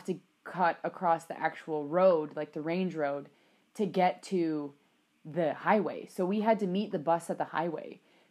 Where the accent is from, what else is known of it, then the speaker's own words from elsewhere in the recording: Athabasca, Alberta, Canada; No, thank Christ. Otherwise, I never would have made it. I wouldn't be as Athabasca educated as I am now.